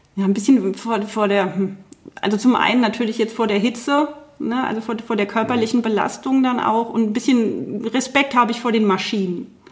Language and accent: German; Germany; bei uns in Deutschland